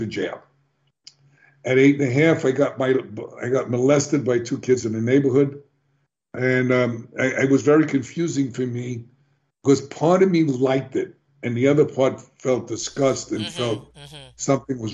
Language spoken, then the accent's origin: English; New York City, New York, United States; I was born in the South Bronx in one of the worst neighborhoods